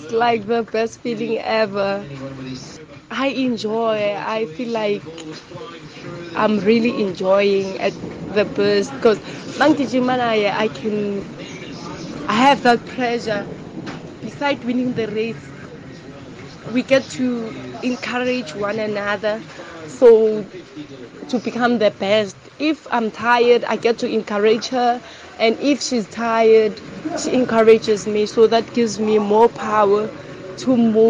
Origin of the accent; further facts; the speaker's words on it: Meadowbank, Mpumalanga, South Africa; also born or lived in Middelburg; I'm from Meadowbank in Mpumalanga